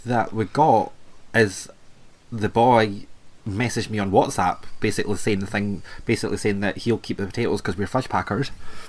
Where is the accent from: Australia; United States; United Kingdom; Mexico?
United Kingdom; Scotland; I'm from Scotland, so it's not an accent. This is just natural.